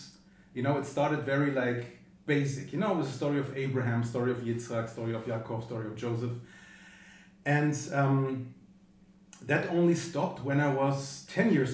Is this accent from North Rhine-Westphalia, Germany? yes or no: yes; Bonn, North Rhine-Westphalia, Germany; also born or lived in United States; now in Berlin, Germany; Because I grew up in Bonn.